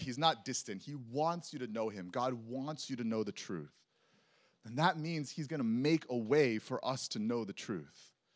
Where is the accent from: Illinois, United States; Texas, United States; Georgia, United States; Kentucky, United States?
Texas, United States; I grew up in Texas